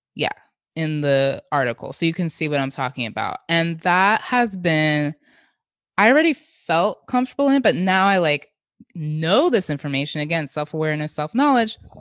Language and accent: English; Jamaica; as a Jamaican, we have a lot of blending in our cuisines that I grew up